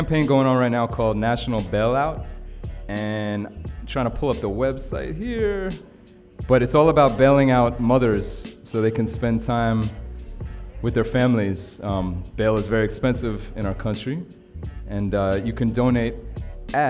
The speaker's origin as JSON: {"language": "English", "town": "New York City", "region": "New York", "country": "United States", "tie": "born or raised there", "said": "It's my hometown in Brooklyn"}